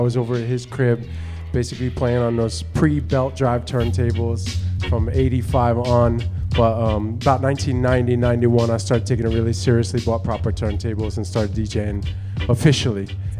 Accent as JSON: {"language": "English", "town": "Yonkers", "region": "New York", "country": "United States", "tie": "born or raised there", "also_born_or_lived": "Harlem, New York", "said": "I was born in Harlem and raised in Yonkers."}